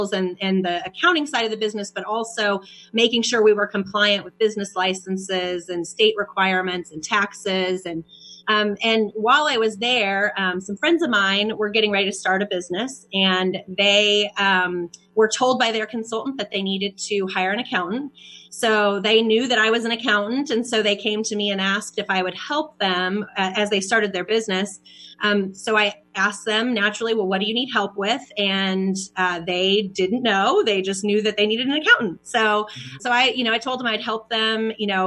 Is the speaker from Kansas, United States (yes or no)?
yes; Kansas, United States; also born or lived in Dallas, Texas; now in Kansas City, United States; So I'm from Kansas. I'm from a small town in Kansas